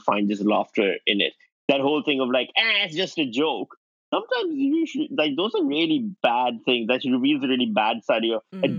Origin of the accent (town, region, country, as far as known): Pakistan; born or raised there; moved away as an adult